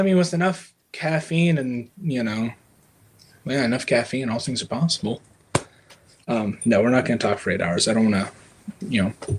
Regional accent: Ohio, United States; I'm from Ohio, and I've been in EMS for a couple years now

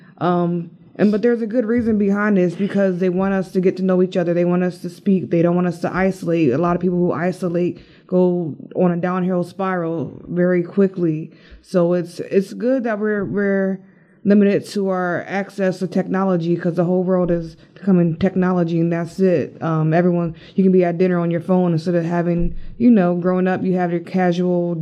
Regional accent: Manassas, Virginia, United States; I'm from Manassas, Virginia

